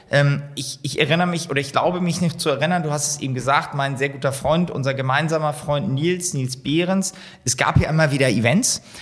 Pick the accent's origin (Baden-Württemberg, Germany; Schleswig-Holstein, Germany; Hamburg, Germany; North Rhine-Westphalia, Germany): Hamburg, Germany; als Hamburger